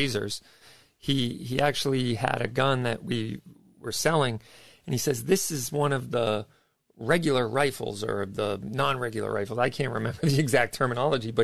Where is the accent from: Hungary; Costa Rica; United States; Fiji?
United States; Massachusetts; I'm from Massachusetts